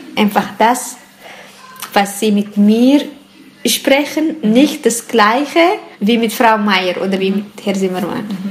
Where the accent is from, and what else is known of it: Eritrea; now in Switzerland